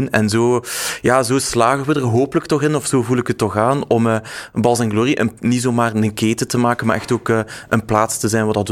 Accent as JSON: {"language": "Dutch", "region": "West Flanders", "country": "Belgium", "also_born_or_lived": "Ghent, Belgium", "said": "Ik ben West-Vlamingen, dus ik sta wel met mijn voeten eh, in, in, in, de, in de modder, denk ik."}